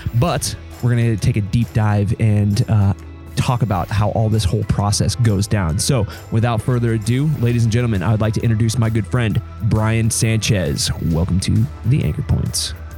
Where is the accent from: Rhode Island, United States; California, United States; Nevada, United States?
Nevada, United States; Reno; Reno, where my, my hometown